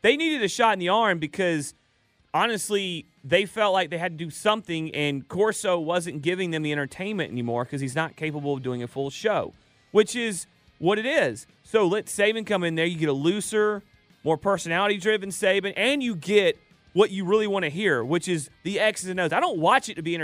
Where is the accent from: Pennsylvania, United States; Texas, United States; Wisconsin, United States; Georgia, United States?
Georgia, United States; Dallas; accent: Paulding County; I sound like I'm from Paulding County.